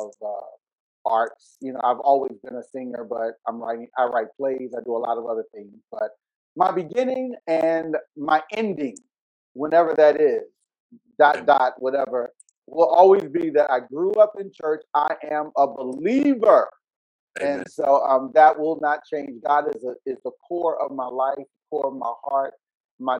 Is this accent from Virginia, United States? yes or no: yes; Richmond, Virginia, United States; I grew up in Varina, in the eastern part of Henrico, in Richmond, Virginia